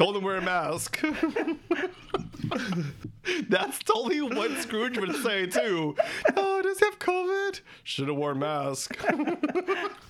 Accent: United States; I'm from America.

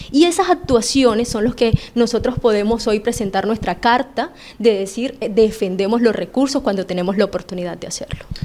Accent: La Jagua de Ibirico, Cesar, Colombia; Nosotros somos de la Jagua de Ibirico, por lo tanto somos de un corredor minero

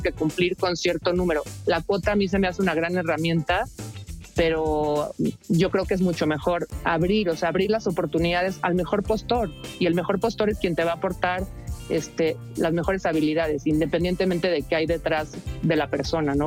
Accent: Mexico; como mexicanos

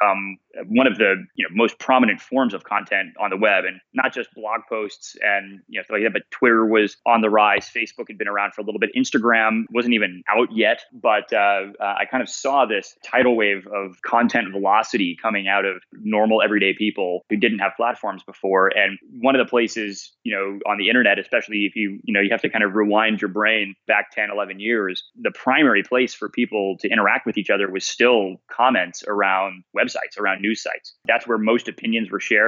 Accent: Coppell, Texas, United States; moved away as an adult; also born or lived in Boston; I'm from a tiny town up north of Dallas called Coppell, Texas, and grew up there

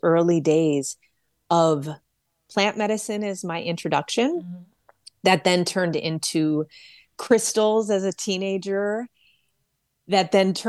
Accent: Detroit, Michigan, United States; my mother's garden in Detroit, Michigan, where I was raised

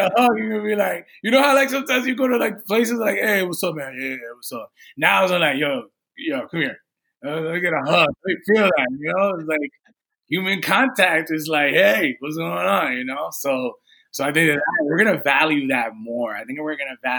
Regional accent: Redding, Connecticut, United States; also born or lived in New Rochelle, New York; my father decided to move to the suburbs of Connecticut. So as a young kid, I was in near the Danbury area, West Reading, Connecticut

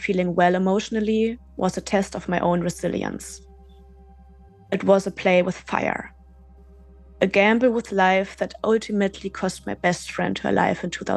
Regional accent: Germany; moved away as an adult; also born or lived in Berlin; my hometown in West Germany

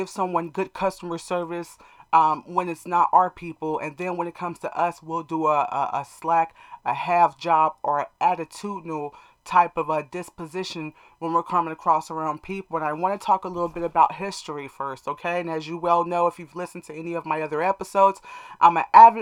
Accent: United States; us as American black people

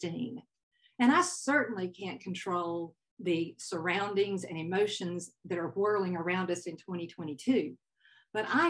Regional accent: Southern United States, United States; accent: Southern; now in California, United States; my Southern accent

